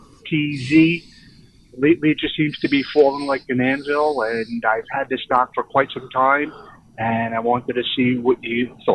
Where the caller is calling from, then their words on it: Palm Beach County, Florida, United States; I'm calling from Palm Beach County, Florida.